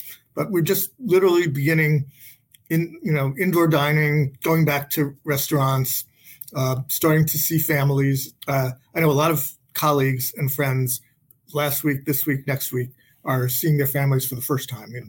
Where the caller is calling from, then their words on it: Boston, Massachusetts, United States; I am calling from Boston, Massachusetts